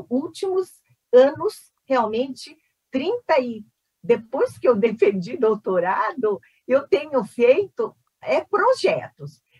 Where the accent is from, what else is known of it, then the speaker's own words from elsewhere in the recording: South Korea; now in Brazil; Na verdade, eu sou coreana, só para dizer, eu não sou chinesa. Sou coreana que faz 57 anos no Brasil